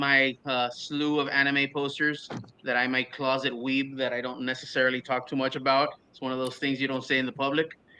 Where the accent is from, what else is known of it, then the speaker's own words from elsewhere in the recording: Florida, United States; My parents did the boat thing. I was born here, man. I'm American all the way